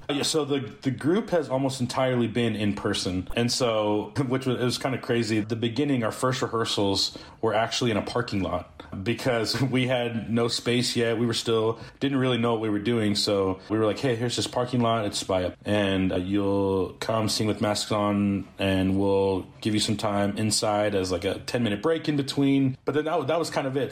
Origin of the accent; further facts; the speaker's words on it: Springfield, Missouri, United States; we're from Springfield, Missouri